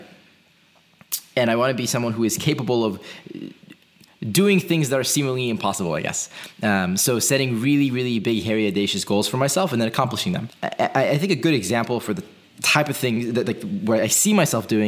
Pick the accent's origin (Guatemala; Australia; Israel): Israel; moved away; I'm originally from Israel.